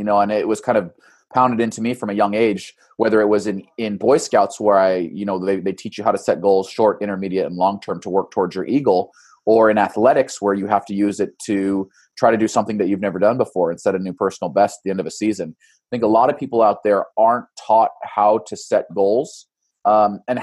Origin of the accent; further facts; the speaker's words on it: Boise, Idaho, United States; now in Eugene, United States; I grew up in Boise